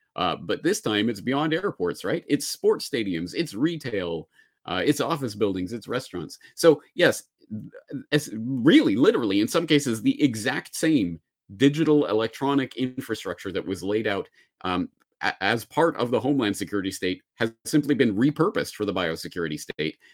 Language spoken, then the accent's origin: English; Canada; now in Japan; I say this as a Canadian in Japan